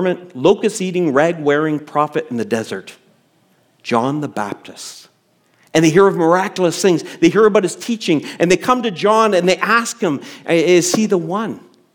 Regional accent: Canada; before I'm a Canadian, I have citizenship elsewhere

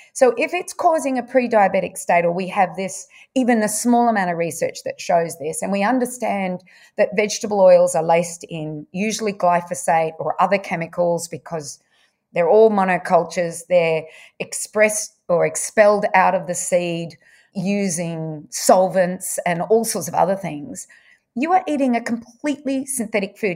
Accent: Bendigo, Victoria, Australia; also born or lived in Wangaratta; I was brought up in, well, I was born in Wangaratta, but brought up in Bendigo.

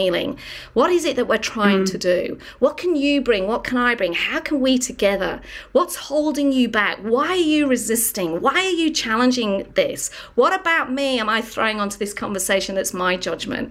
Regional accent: England, United Kingdom; from England

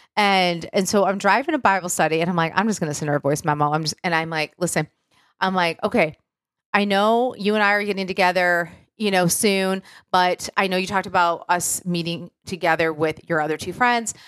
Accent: Michigan, United States; moved away; I'm from Michigan

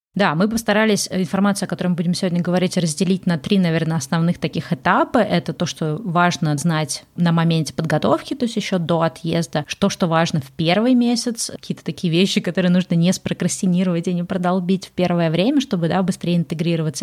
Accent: Saint Petersburg, Russia; moved away as an adult; also born or lived in Moscow, Russia / Egypt / Bali, Indonesia; now in California, United States; Я родилась в Питере, жила и училась тоже в Питере

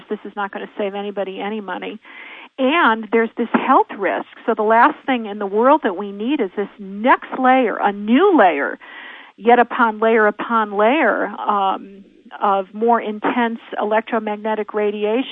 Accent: Connecticut, United States; also born or lived in Santa Monica; now in Idaho, United States; I'm from the East Coast. I'm a Connecticut Yankee by birth.

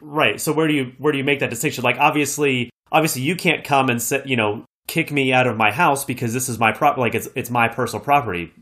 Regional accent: United States; as an American

